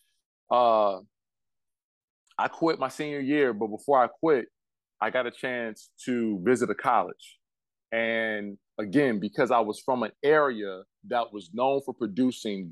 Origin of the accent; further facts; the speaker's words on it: Detroit, Michigan, United States; I grew up in Detroit